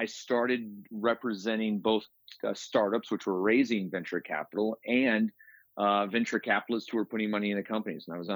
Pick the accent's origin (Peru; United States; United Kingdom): United States; Detroit, Michigan; moved away as an adult; also born or lived in Troy, Michigan / Ann Arbor, Michigan; now in Boulder, United States; So I was born in Detroit and then later years moved out to Troy, Michigan. So I'm spent the first 27 years of my life in Michigan